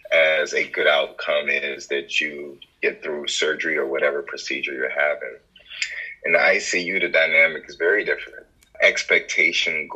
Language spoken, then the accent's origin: English; Maryland, United States; moved away as an adult; also born or lived in Jos, Nigeria / Virginia / Brooklyn, New York; now in Houston, United States; I came to the States probably around three and a half years old. I grew up in Maryland